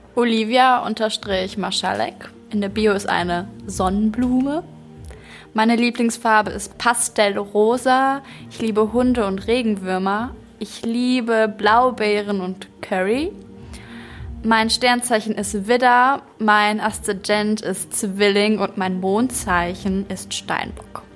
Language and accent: German; Bochum, North Rhine-Westphalia, Germany; Ich komme aus Bochum